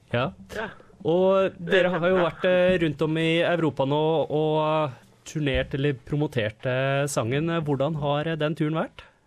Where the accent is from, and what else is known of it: Norway; now in Australia